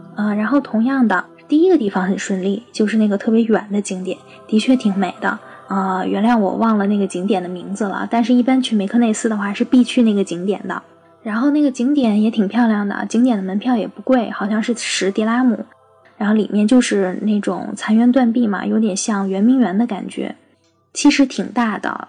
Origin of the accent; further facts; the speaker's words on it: China; 我们是中国来的